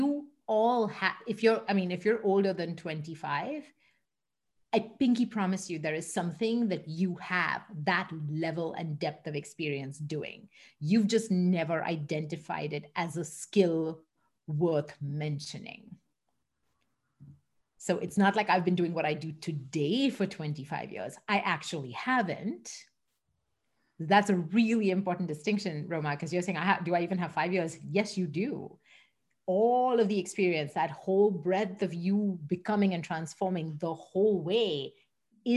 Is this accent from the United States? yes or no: no; Mumbai, Maharashtra, India; moved away as an adult; also born or lived in London, England / Singapore; now in Canada; I grew up in Mumbai in India